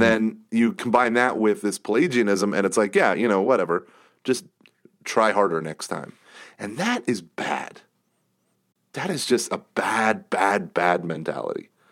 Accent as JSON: {"language": "English", "country": "United States", "said": "I'm an American"}